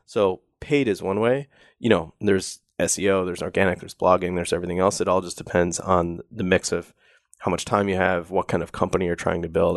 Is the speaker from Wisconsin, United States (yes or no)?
yes; Wisconsin, United States; I grew up in Wisconsin where we have ice fishing